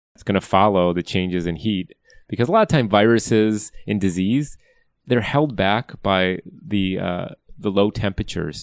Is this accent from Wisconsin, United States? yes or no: yes; Wisconsin, United States; now in California, United States; I grew up in Wisconsin, a long line of farmers.